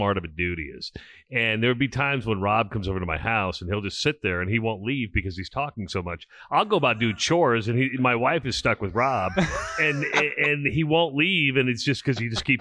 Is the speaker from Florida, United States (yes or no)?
no; Iowa, United States; now in Nebraska, United States; I'm from Iowa.